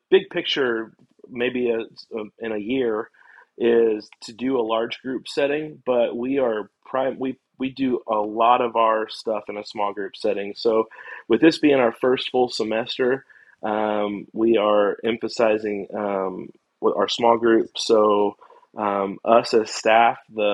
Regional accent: Russellville, Arkansas, United States; moved away as an adult; now in Hattiesburg, United States; Hattiesburg reminds me of my hometown. I grew up in a city called Russellville

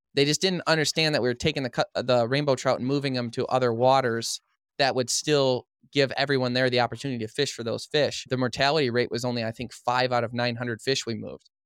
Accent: Madison Heights, Michigan, United States; also born or lived in Fenton, Michigan; I grew up in a town called Madison Heights, Michigan

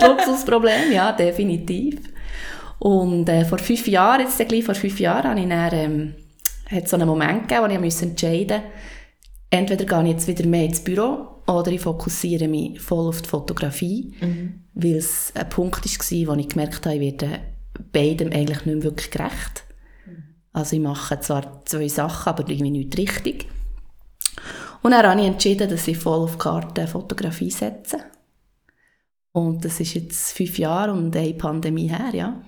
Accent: Switzerland; also ich bin in ähm, Matt aufgewachsen, im Oberland

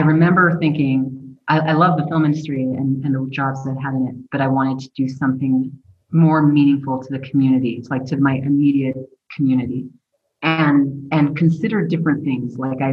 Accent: Belen, New Mexico, United States; moved away as an adult; also born or lived in Los Angeles; now in Albuquerque, United States; I was born and raised in Belen, New Mexico

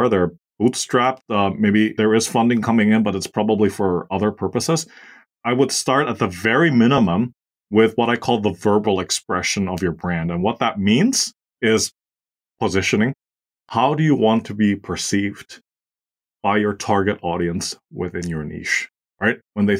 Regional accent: Austria; English is a second language; moved away; also born or lived in Asia; I'm originally from Austria. So for those of you who don't know where that is, it's a small German-speaking country in Central Europe. And I've had the privilege of spending most of my life abroad, mostly in Asia.

